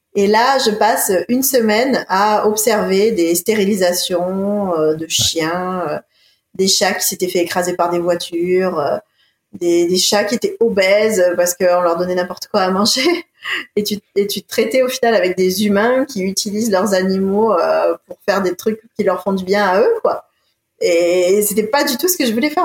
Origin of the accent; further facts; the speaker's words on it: Marseille, Provence-Alpes-Côte d'Azur, France; also born or lived in Montpellier / Sweden; Je suis originaire, je suis née de Marseille. Ah, je suis originaire de Marseille.